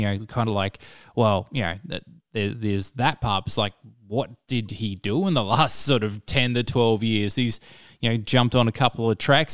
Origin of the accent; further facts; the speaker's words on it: Perth, Western Australia, Australia; I'm from Perth